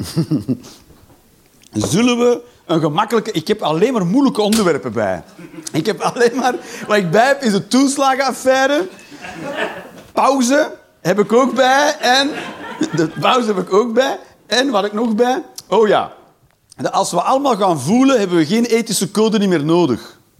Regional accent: Belgium; als Belg

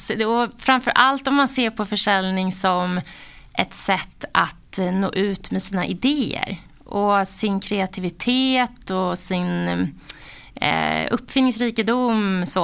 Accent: Täby, Stockholm County, Sweden; Eh, Täby, mm. norr om Stockholm.

